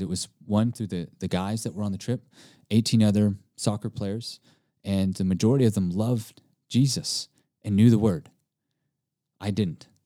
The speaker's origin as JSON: {"language": "English", "region": "East Texas", "country": "United States", "tie": "born or raised there", "also_born_or_lived": "Hawaii", "said": "being born Hawaiian, but also being Japanese and Italian, but growing up in Texas, uh, and I grew up with a lot of Mexicans."}